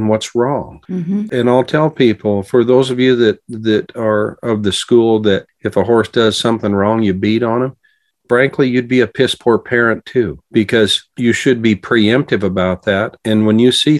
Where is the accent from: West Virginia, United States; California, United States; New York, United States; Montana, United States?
Montana, United States; growing up in Montana